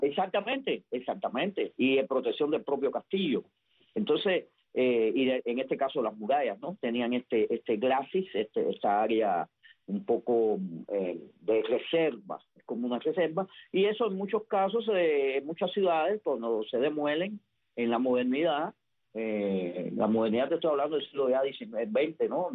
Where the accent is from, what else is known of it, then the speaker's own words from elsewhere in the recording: Havana, Cuba; Yo recuerdo joven, yo vivía en, en Vedado